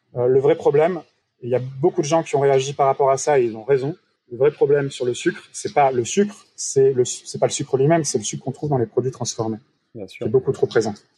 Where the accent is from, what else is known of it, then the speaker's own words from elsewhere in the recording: France; nous on trouve en tant que Français